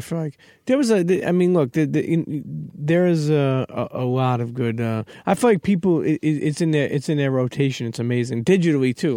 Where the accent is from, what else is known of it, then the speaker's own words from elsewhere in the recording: New York, United States; we're from New York